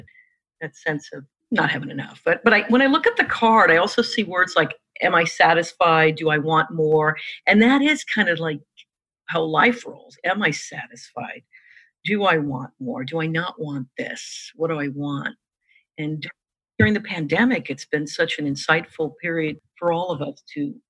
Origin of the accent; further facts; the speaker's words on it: New York, United States; I'm a New Yorker